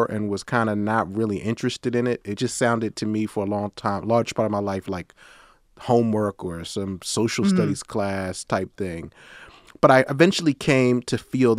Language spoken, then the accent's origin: English; New York, United States; moved away as an adult; also born or lived in Clemson, South Carolina; I was born in New York City, and then I lived in upstate New York for a long time